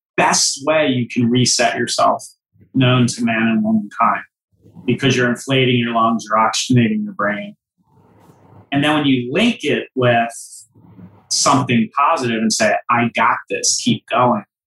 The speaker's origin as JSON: {"language": "English", "town": "Philadelphia", "region": "Pennsylvania", "country": "United States", "said": "I come from the Philadelphia area"}